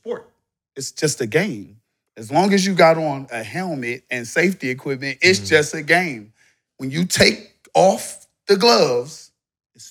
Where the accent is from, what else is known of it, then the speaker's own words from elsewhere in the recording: Cleveland, Ohio, United States; now in Florida, United States; I grew up in Cleveland, Ohio, Garden Valley Project